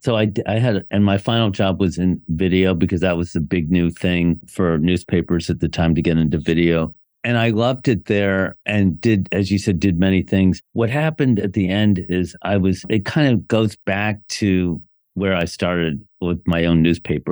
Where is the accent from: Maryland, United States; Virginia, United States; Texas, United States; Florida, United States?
Maryland, United States; Bethesda; moved away as an adult; also born or lived in Washington, D.C. / Ann Arbor, Michigan / New York; I was born in Washington, D C, grew up in Bethesda, Maryland